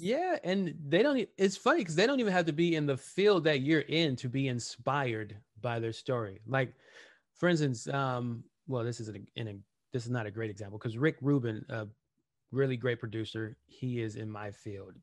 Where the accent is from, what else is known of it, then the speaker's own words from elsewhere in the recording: Los Angeles, California, United States; I grew up in Watts, I grew up in the hood